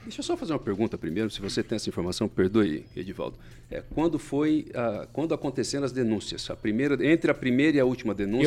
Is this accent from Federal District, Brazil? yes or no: no; Mato Grosso do Sul, Brazil; moved away; na minha terra natal, inclusive lá no Mato Grosso do Sul.